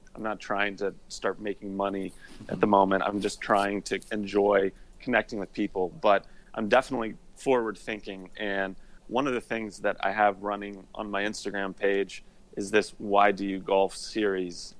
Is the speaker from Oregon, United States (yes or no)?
no; Indianapolis, Indiana, United States; moved away as an adult; also born or lived in Notre Dame, Indiana; now in Atlanta, United States; I grew up in Indianapolis, Indiana